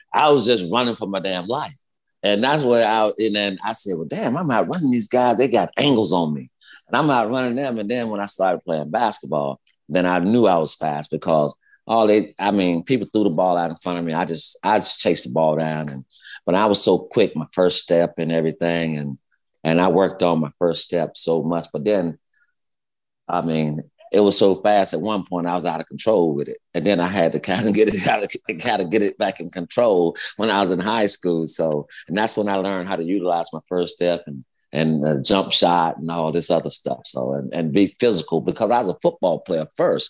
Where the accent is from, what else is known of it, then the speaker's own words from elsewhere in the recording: Gainesville, Florida, United States; Gainesville, Florida